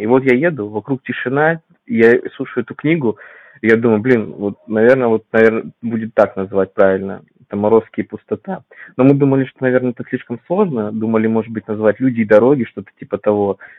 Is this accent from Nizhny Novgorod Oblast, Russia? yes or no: no; Vladivostok, Primorsky Krai, Russia; moved away as an adult; now in Moscow Oblast, Russia; я родом из Владивостока